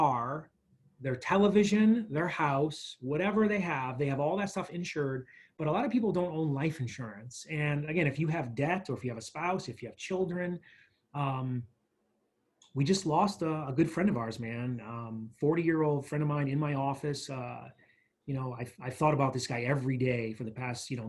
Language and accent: English; New York, United States; now in Tucson, United States; growing up in New York and kind of living different places